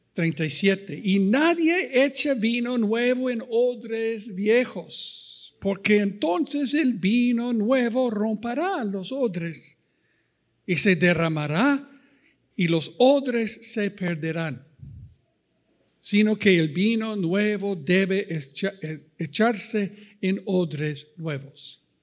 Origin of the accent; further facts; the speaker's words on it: United States; Spanish is a second language; moved away as an adult; also born or lived in Costa Rica / Ecuador; now in Chapala, Mexico; Cuando salimos de los Estados Unidos en 84, salí de un pastoreado allí